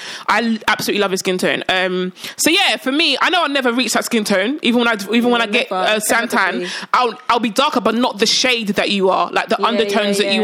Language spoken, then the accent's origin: English; United Kingdom; accent: British; I'm not fully Nigerian. I'm British. Mm-hmm. I've got a British accent